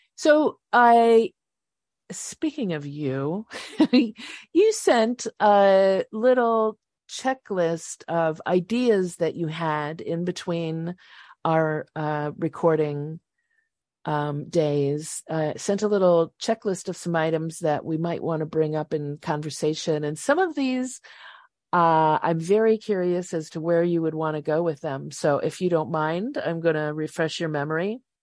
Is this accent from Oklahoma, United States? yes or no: no; Chicago market, Illinois, United States; I grew up in the Chicago market, but basically Mayberry, a little farm town